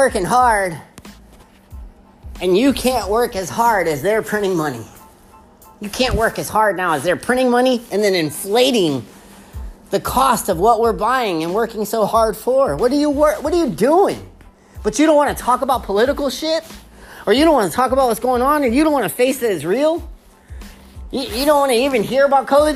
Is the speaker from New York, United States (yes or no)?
no; Texas, United States; I'm from Texas